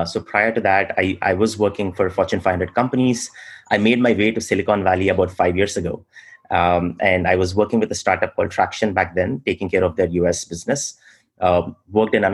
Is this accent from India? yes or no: yes; India; moved away as an adult; also born or lived in Middle East / Australia; now in United States; I spent most of my childhood in India, but I was also in the Middle East for a small bit of my childhood.